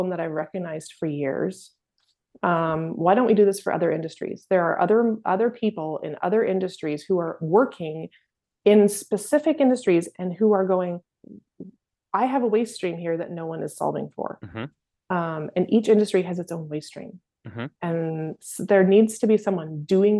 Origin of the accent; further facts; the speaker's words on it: Maple Ridge, British Columbia, Canada; growing up in Maple Ridge